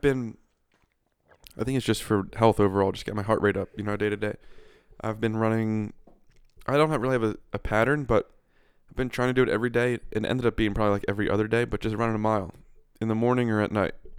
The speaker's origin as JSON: {"language": "English", "region": "Pennsylvania", "country": "United States", "tie": "born or raised there", "said": "Pennsylvania, and I know everything west of where I grew up"}